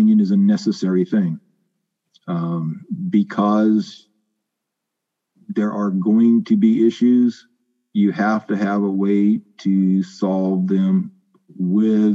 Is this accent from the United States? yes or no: yes; Riverdale, California, United States; also born or lived in Caruthers; I grew up right in between the towns of Riverdale and Carruthers. My parents moved out to the area when I was 4 years old